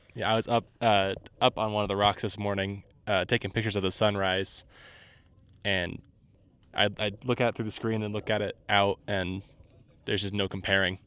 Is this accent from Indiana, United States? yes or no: yes; Indiana, United States; I'm from Indiana, so there's not a whole lot of diversity there